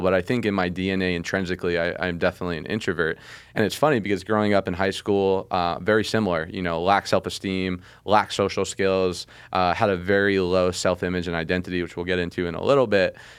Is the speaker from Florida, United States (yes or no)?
no; Las Vegas, Nevada, United States; I grew up in Vegas